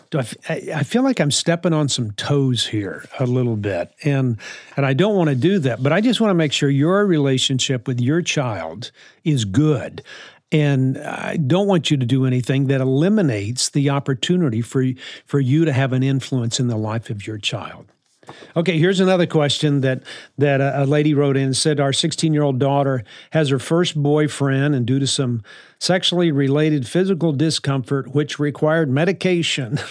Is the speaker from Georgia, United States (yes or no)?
no; New Orleans, Louisiana, United States; also born or lived in West Texas; I grew up in New Orleans. born in West Texas, but grew up in New Orleans